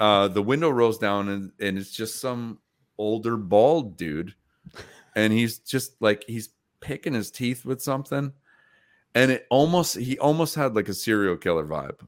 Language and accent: English; Troy, New York, United States; my hometown